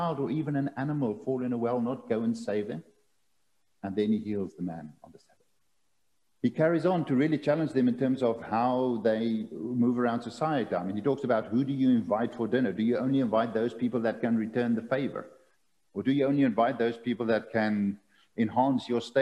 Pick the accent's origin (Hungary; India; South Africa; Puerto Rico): South Africa; as a South African